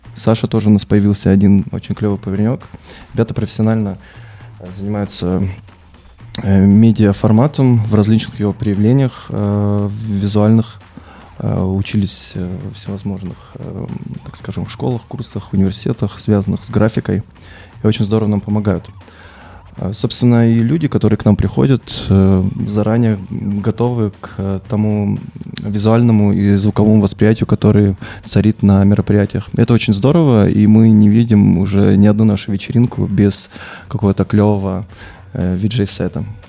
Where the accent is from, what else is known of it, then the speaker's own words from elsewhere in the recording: Sochi, Krasnodar Krai, Russia; moved away as an adult; now in Saint Petersburg, Russia; Я сам родился в Сочи, много, долгое время там прожил, и когда я уезжал в Петербург